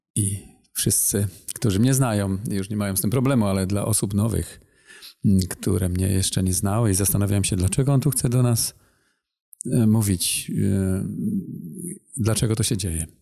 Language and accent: Polish; Silesian Voivodeship, Poland; now in Masuria, Poland; Pochodzę ze Śląska, teraz chwilowo mieszkamy na Mazurach.